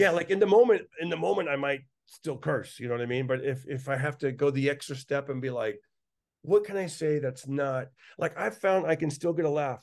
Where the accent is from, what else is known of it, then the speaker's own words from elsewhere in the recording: Fresno, California, United States; growing up in East Fresno